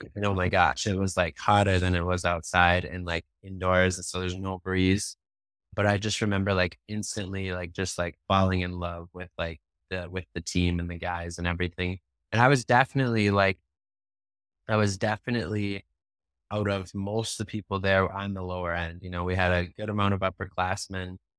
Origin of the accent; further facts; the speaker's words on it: Hastings, United States; growing up in Hastings, like, my family's from here, both sides are, like, in third generation living here